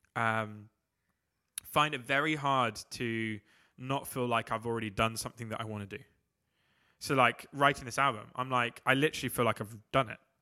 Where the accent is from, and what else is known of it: England, United Kingdom